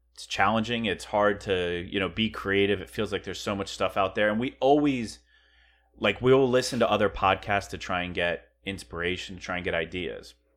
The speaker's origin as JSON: {"language": "English", "region": "Pennsylvania", "country": "United States", "moved": "yes", "said": "we're from Pennsylvania, too"}